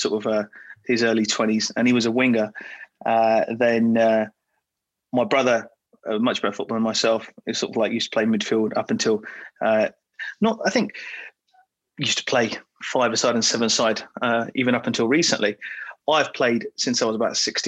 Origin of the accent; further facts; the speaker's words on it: London, United Kingdom; also born or lived in Charlton; I was born in Greenwich in London back in the late 70s